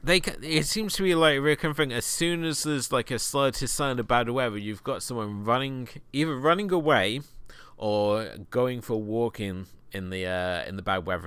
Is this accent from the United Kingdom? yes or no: yes; United Kingdom; being a Brit